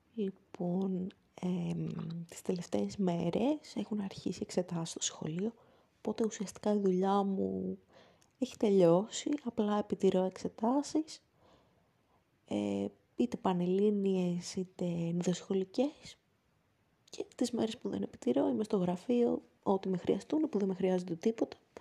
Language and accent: Greek; Athens, Attica, Greece; στην πόλη μου, την Αθήνα